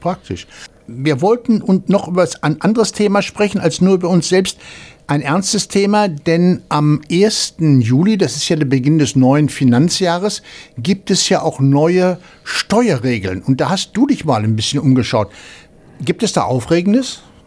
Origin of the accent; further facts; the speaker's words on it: Cologne, North Rhine-Westphalia, Germany; now in Australia; Ich komme aus Köln